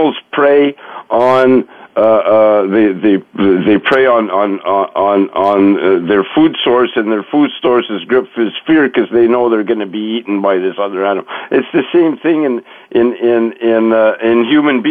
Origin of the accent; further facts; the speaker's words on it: Montreal, Quebec, Canada; I grew up in Montreal